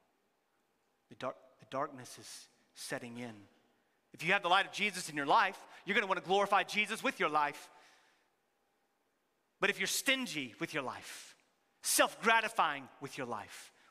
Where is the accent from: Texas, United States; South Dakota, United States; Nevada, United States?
Texas, United States; many of us are from Texas